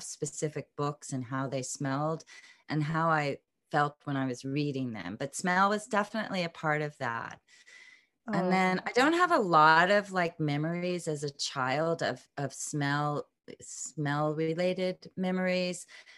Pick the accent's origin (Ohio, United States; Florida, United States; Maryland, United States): Florida, United States; Pensacola; born there; So I was born in Pensacola, Florida, but I was born into a military family. So we moved around quite a bit